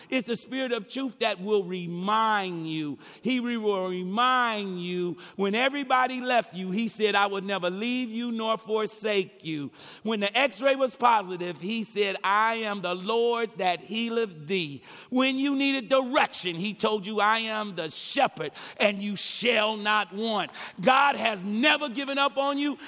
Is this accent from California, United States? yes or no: no; Detroit, Michigan, United States; I'm from Hockeytown, U S